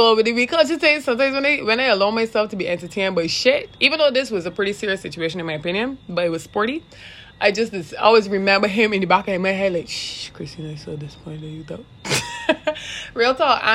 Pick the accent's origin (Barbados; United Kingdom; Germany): Barbados; I am Barbadian. And if at any point in time I stray that I realize I'm probably too thick with my accent